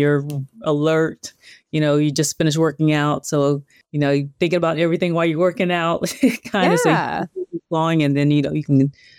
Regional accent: the South, United States; I'm from the South.

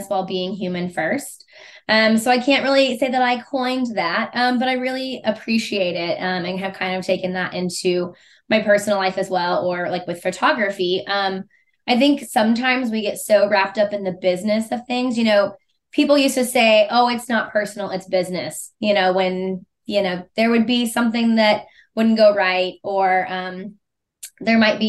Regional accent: Missouri, United States; I was born and raised in Missouri. I lived outside of the state for 5 months, one time in college on an internship.

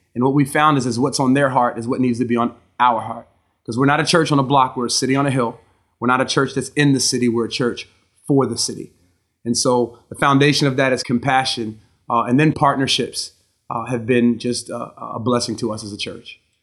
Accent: Gambrills, Maryland, United States; I grew up, uh, in Maryland, uh, in a town, uh, called Gambrils, Maryland, uh, which is outside

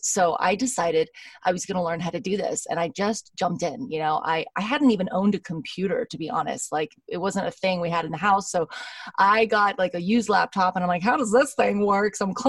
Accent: Los Angeles, California, United States; I am from Los Angeles, California.

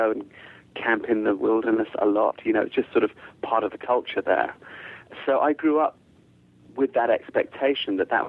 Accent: United Kingdom; born there; accent: English; I sound very English, but I'm not English at all, really. My family is all South African and Zimbabwean, and a lot of my family is not white, and a lot of my family doesn't speak English. And although I was born in the UK

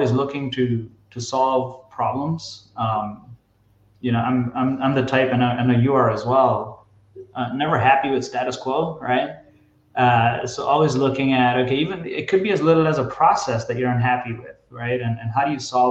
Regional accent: United States; I'm from Jersey/New York originally.

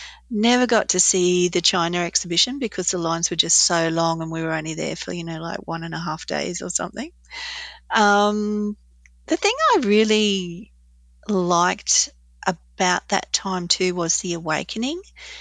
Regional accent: Australia; And I just felt that was a real time for us to mature a little bit as an Australian society too.

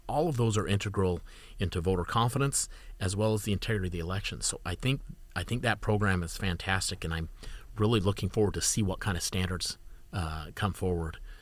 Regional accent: Utah, United States; I'm from Utah

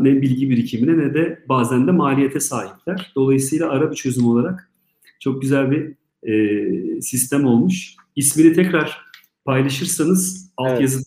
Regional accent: Istanbul, Turkey; ben İstanbul'da doğdum

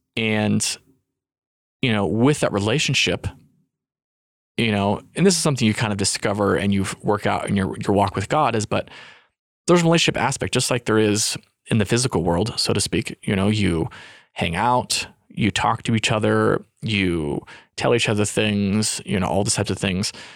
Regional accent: Utah, United States; moved away; also born or lived in California

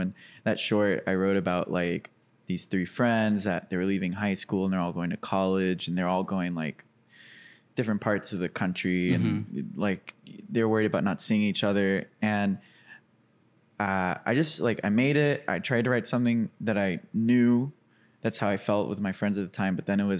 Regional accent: Cabot, Arkansas, United States; I grew up in Cabot, Arkansas.

